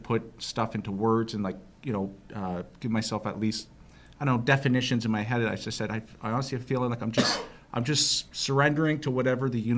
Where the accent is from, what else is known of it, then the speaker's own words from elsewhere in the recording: Mount Forest, Ontario, Canada; also born or lived in Wingham, Ontario / Georgetown, Ontario; I was born and raised in Wingham, Ontario, a little tiny town out in nowhere. Grew up in Mount Forest